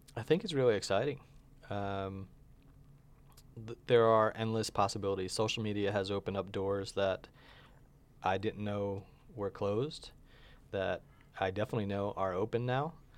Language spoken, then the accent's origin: English; upstate New York, United States; born or raised there; moved away as an adult; also born or lived in Long Island, New York / Florida; now in Albuquerque, United States